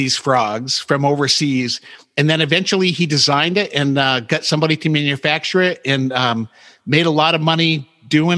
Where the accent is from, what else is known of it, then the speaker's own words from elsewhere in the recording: New England, United States; I grew up in New England